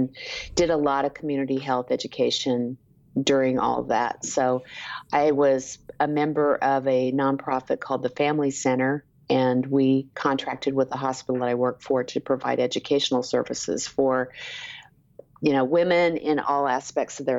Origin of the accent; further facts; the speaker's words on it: Topeka, Kansas, United States; moved away as an adult; also born or lived in Lawrence, Kansas; now in San Antonio, United States; I was born in Lawrence and really grew up in Topeka, Kansas